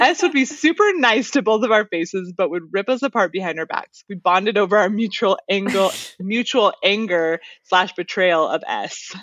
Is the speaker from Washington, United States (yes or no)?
yes; near Seattle, Washington, United States; the area that I grew up in near Seattle